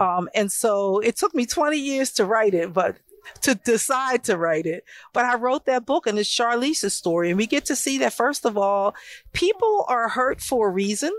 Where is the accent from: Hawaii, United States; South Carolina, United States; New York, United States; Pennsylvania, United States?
Pennsylvania, United States; Philadelphia; I was born here in North Philadelphia